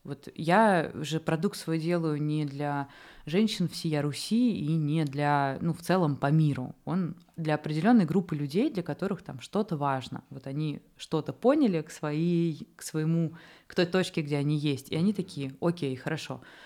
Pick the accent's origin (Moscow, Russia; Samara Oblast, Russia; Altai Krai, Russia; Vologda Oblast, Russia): Moscow, Russia; я сама, например, москвичка